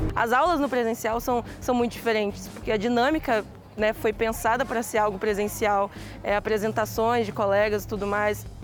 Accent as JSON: {"language": "Portuguese", "region": "Minas Gerais", "country": "Brazil", "moved": "as an adult", "lives_now": "São Paulo, Brazil", "said": "Eu sou de Minas"}